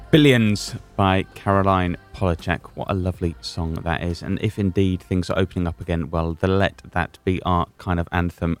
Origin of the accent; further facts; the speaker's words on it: Scotland, United Kingdom; I'm Scottish.